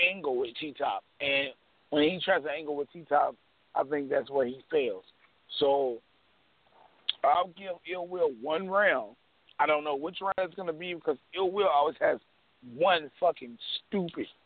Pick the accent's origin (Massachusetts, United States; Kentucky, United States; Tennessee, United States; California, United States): Kentucky, United States; Louisville; I'm from I'm from Louisville, bro.